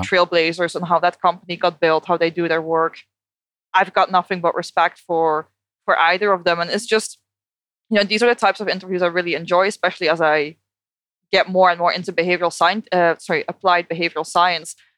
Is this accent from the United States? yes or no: no; Netherlands; English is a second language; moved away as an adult; also born or lived in United Kingdom; now in Australia; I moved from the Netherlands to the UK to Australia